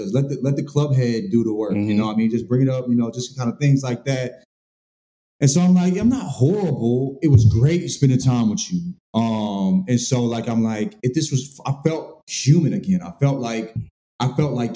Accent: St. Louis, Missouri, United States; also born or lived in the South; now in California, United States; I'm a country boy. You know, I'm from St. Louis. Spent a lot of time in the South

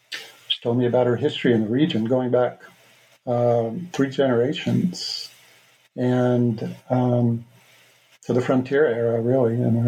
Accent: New York City, New York, United States; also born or lived in New Mexico / Boulder, Colorado; now in Hailey, United States; I was born in Brooklyn, New York, where Mohawks have been for generations now, steel workers primarily. And but I've been living out west for 35 years

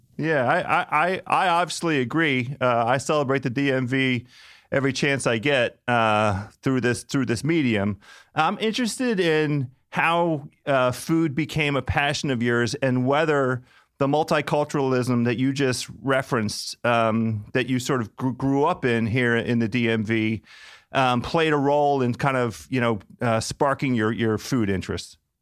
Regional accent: United States; born or raised there

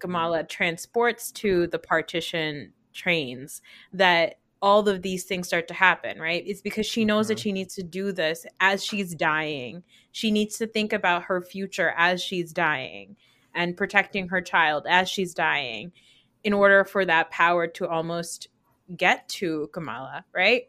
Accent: New Jersey, United States; a Pakistani growing up in New Jersey

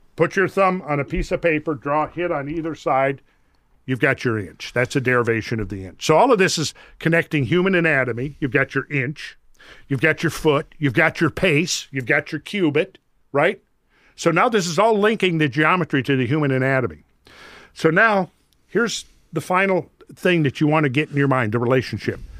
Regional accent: Minnesota, United States; I grew up in Minnesota

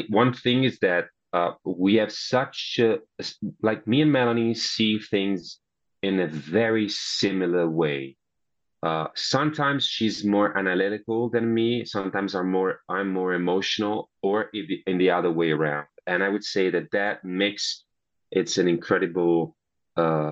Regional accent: Italy; accent: Italian; English is a second language

